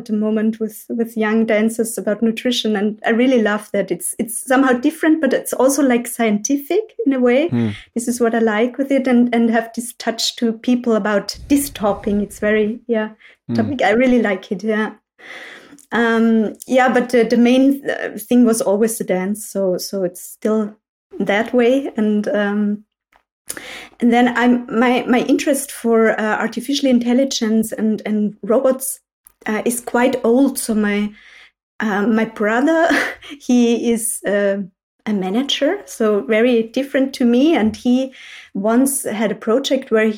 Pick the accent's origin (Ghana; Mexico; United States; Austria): Austria; Salzburg countryside; moved away as an adult; now in Vienna, Austria; I'm from the countryside, so not from a city. So I was born in Salzburg on the countryside